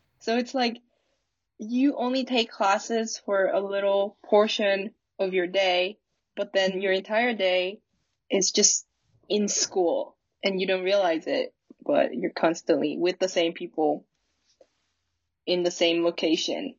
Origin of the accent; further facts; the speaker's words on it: South Korea; moved away as an adult; I was from Korea